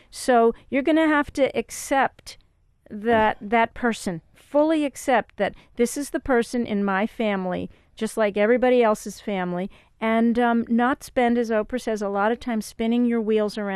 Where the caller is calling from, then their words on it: Kingston, Ontario, Canada; King, Kingston